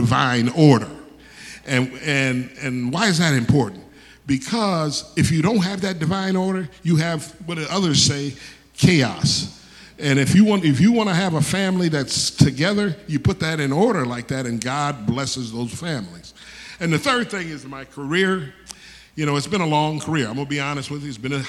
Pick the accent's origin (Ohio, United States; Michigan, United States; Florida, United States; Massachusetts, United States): Michigan, United States; Detroit; I was born in Detroit, Michigan